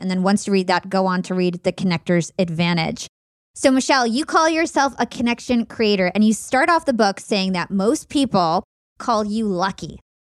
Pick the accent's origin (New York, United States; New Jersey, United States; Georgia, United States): New Jersey, United States; We're both from New Jersey